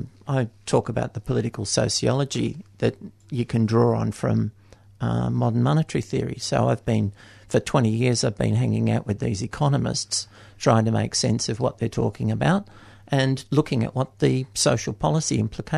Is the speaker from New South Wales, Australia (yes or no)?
yes; Newcastle, New South Wales, Australia; Well, I'm down from Newcastle to give a talk tomorrow at the Kathleen Syme Centre.